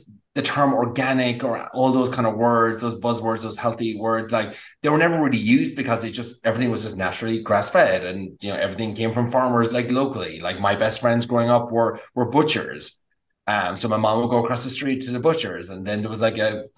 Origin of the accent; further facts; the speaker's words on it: Ireland; moved away as an adult; also born or lived in Napa Valley, California; now in United States; Growing up in Ireland was like brilliant and cooking and all that kind of stuff.